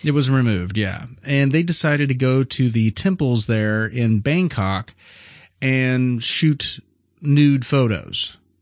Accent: Missouri, United States; we're from Missouri.

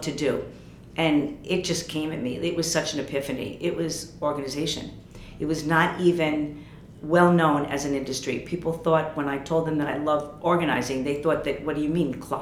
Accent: United States; moved away as an adult; also born or lived in New York / Paris; Working as an American in Paris, speaking French

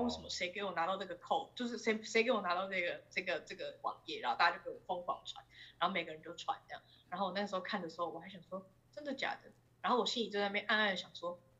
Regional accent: Taiwan; moved away; 身为一个台湾人，我从小到大都过得蛮好的

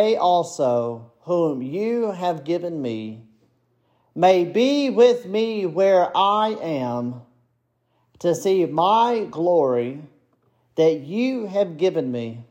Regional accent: United States; I come from Jones County, where there are two Baptist churches next to each other

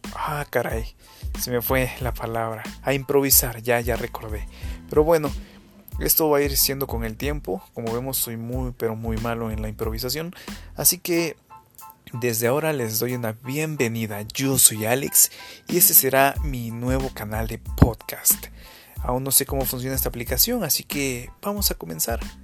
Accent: Guerrero, Mexico; soy originario de México, de un estado que se llama Guerrero

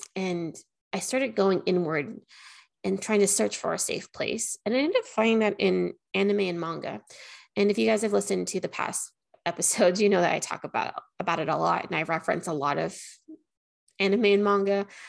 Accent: Anchorage, Alaska, United States; moved away as an adult; now in Las Vegas, United States; I'm actually from Anchorage, Alaska. I moved to Nevada, Las Vegas, Nevada in 2021.

